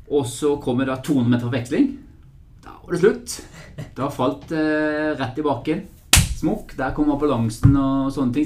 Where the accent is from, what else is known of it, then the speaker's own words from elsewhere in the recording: Bergen, Vestland, Norway; accent: Bergensk; moved away; jeg skal prøve å snakke bergensk. For jeg er jo egentlig fra Bergen